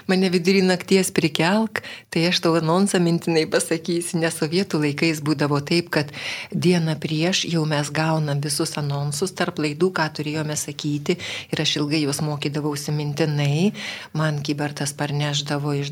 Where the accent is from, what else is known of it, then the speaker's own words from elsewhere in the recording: Vilnius, Vilnius County, Lithuania; aš esu tikra Vilnietė, gimiau Vilniuje Antakalnio klinikose ir gimiau gruodžio mėnesį, kai buvo pusnynai labai šalta.